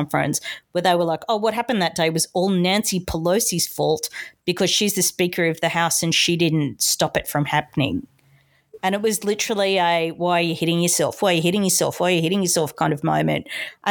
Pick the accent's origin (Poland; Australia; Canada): Australia; as an Australian